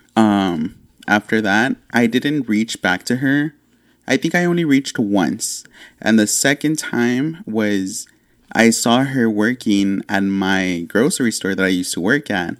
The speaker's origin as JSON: {"language": "English", "town": "Laredo", "region": "Texas", "country": "United States", "said": "we're from Laredo"}